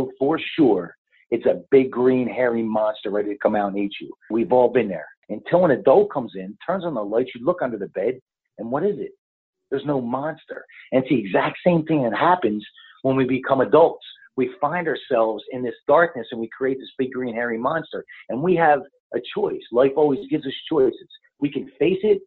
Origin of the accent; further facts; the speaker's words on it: New Jersey, United States; also born or lived in Philadelphia, Pennsylvania; now in San Diego, United States; I'm originally from the East Coast. I'm raised in New Jersey. I'm born in Philly